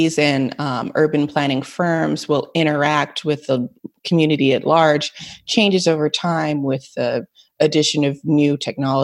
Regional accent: Los Angeles, California, United States; I'm from Los Angeles

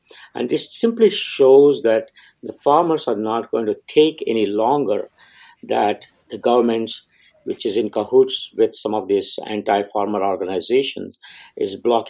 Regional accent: India; I grew up in India

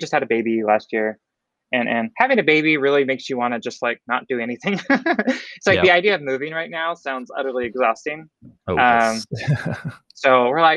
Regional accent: Oregon, United States; I grew up in the Northwest, so that's like in Oregon

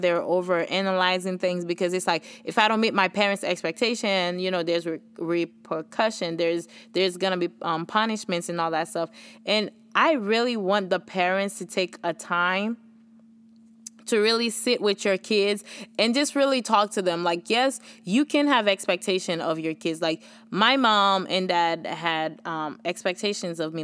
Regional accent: Haiti; accent: Haitian; moved away; My Haitian accent

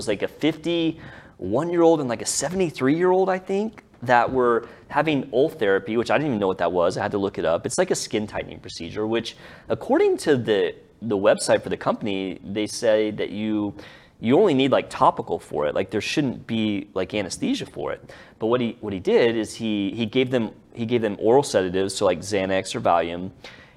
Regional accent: Dallas, Texas, United States; we're all from here

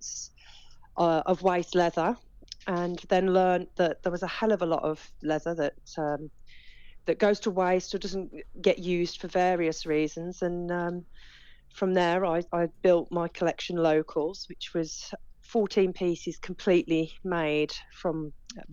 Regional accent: Walsall, West Midlands, United Kingdom; I was born and bred in Walsall, which historically is the centre of the saddlery trade

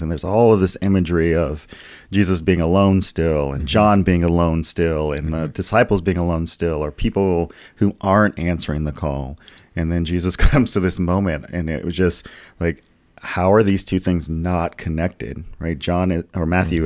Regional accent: the South, United States; I grew up in the in the South in churches

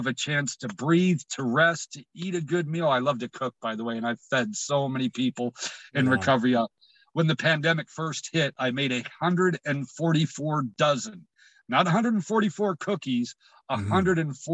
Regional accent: United States; I was born in America

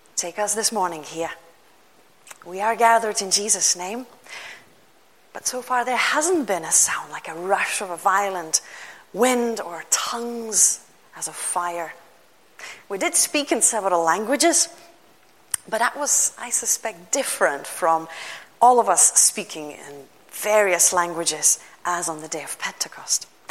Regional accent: Lithuania; first language Lithuanian; English is a second language; moved away; Many of you know I come from Lithuania

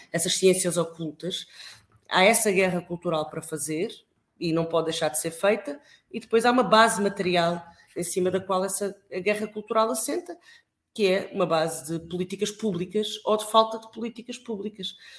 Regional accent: Alentejo, Portugal; moved away; also born or lived in Coimbra; eu nasci no Alentejo, numa pequena vila alentejana

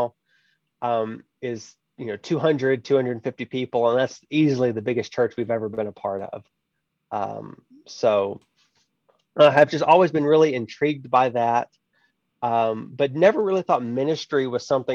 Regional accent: High Island, Texas, United States; The town, actual town, is much smaller, High Island, Texas

